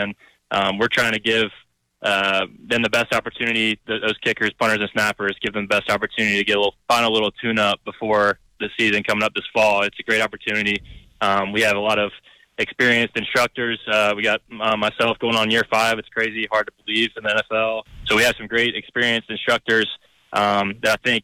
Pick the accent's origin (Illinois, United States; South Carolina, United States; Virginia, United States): South Carolina, United States; Greenville; moved away; I'm from Greenville. It's my hometown.